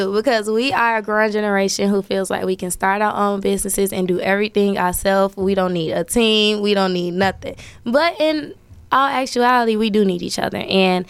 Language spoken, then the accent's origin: English; Chicago, Illinois, United States; I'm born and raised Chicago, Illinois, West Side.